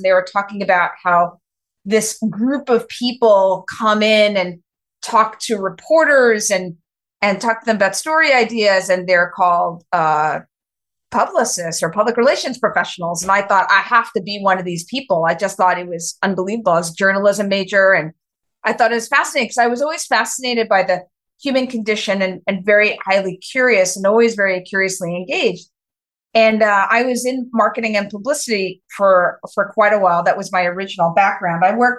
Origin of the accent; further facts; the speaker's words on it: New York City, New York, United States; I'm a New Yorker, born and raised, very proud.